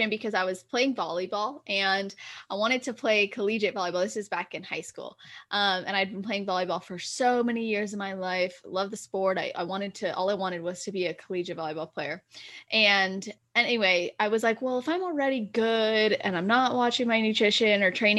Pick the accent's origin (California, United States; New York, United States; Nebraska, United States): California, United States; I was born and raised in Cali, just turned 24 in December, and I live in California